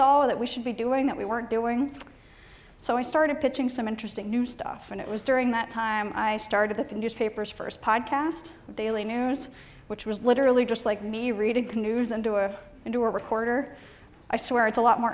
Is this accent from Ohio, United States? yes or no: yes; Ohio, United States; moved away; I'm from Ohio originally